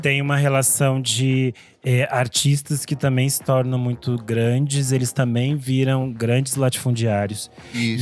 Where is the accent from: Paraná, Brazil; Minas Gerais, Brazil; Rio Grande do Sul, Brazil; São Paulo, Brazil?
Rio Grande do Sul, Brazil; interior of; lá na minha cidade onde eu nasci no interior do Rio Grande do Sul, que é perto da Argentina.